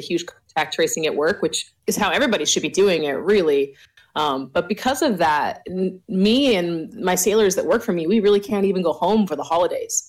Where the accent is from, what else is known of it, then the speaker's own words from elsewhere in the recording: Idaho, United States; also born or lived in Washington State; now in Washington, United States; I was born in Idaho